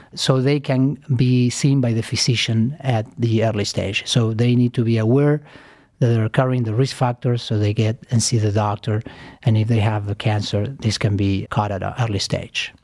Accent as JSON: {"language": "English", "country": "Argentina", "also_born_or_lived": "New York City, United States", "moved": "as an adult", "lives_now": "Cleveland, United States", "said": "I am originally from Argentina. I came to United States, uh, fifteen years ago"}